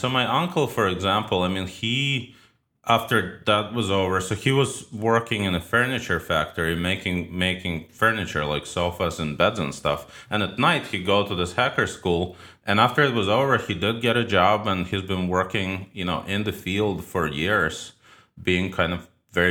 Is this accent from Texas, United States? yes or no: no; New York City, New York, United States; also born or lived in Ukraine; I was born in Ukraine. I moved to New York City with my parents when I was 13. I basically grew up in New York, or spent, you know, half my life in New York.